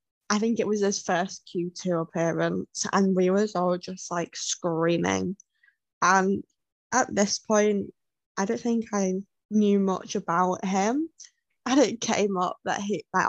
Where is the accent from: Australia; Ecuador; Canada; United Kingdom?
United Kingdom; as a British person